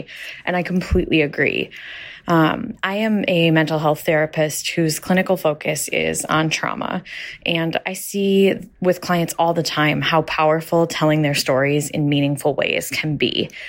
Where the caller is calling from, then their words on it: St. Paul, Minnesota, United States; I'm from St. Paul, Minnesota.